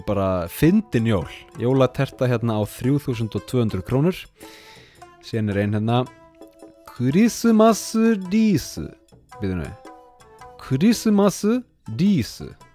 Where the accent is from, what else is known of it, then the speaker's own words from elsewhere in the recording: Iceland; now in Sapporo, Japan; ég er frá Íslandi